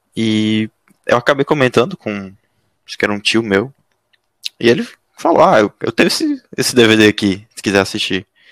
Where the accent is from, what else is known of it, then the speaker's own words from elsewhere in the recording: Piauí, Brazil; now in São Paulo, Brazil; eu sou piauiense, mas moro em São Paulo